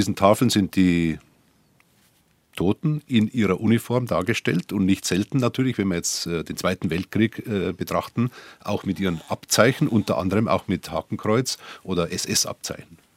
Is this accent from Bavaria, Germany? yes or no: yes; Dachau, Bavaria, Germany; Und ich kann dazu sagen, ich bin ja aus Dachau und war äh, auch zehn Jahre Kreisheimabpfleger von Dachau